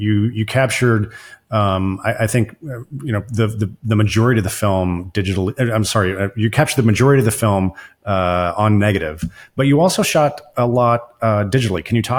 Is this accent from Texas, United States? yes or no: yes; Texas, United States; so I grew up in North Texas, not very far away from where you shot the film.